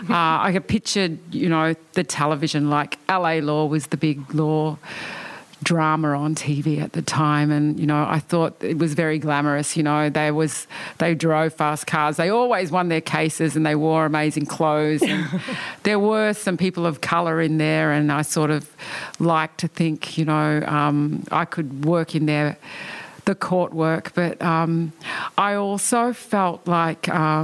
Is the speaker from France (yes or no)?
no; Cairns, Queensland, Australia; moved away; also born or lived in Canberra; I grew up in the north of Australia. I was born in Cairns